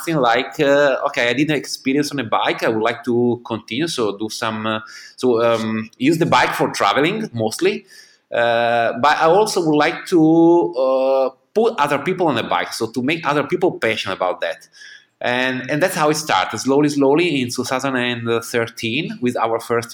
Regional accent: Ferrara, Emilia-Romagna, Italy; from Ferrara, that is my hometown in Italy

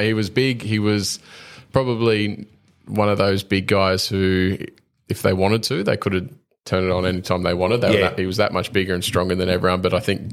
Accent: Queensland, Australia; a Queenslander

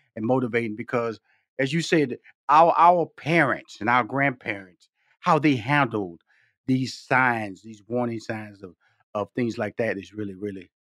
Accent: Houston, Texas, United States; I come from Fifth Ward, Texas, six sisters, two brothers. And I remember my parents, you know, we born in, I was born in Houston, Texas

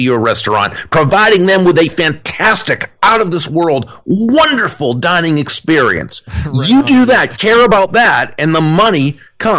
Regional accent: Natick, Massachusetts, United States; I grew up in Natick

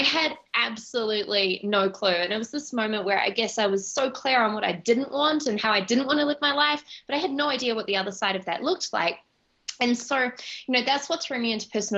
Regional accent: Auckland, New Zealand; moved away; I grew up in Auckland, New Zealand

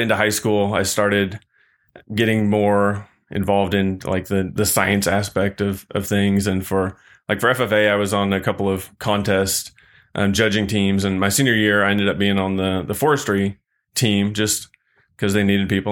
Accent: Missouri, United States; now in Texas, United States; I grew up in Missouri.

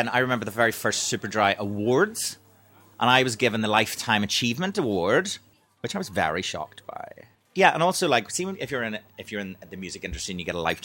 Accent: Belfast, Northern Ireland, United Kingdom; moved away as an adult; now in London, United Kingdom; so when we grew up in Belfast, we were born in 1982

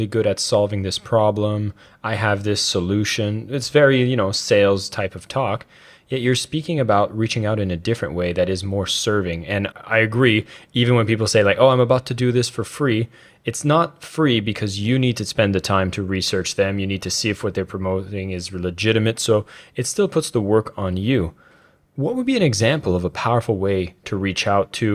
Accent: Canada; Being a Canadian

